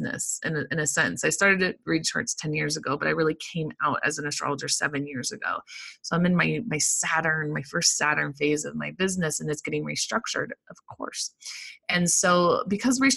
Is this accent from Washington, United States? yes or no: no; Colorado, United States; I'm from Colorado